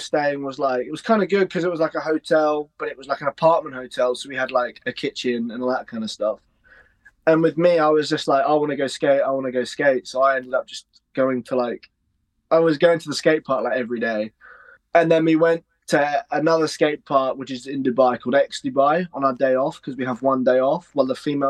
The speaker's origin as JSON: {"language": "English", "town": "Witcham", "region": "East of England", "country": "United Kingdom", "tie": "born or raised there", "said": "I grew up in a little tiny village called Witcham, which is just outside Ely in Cambridgeshire."}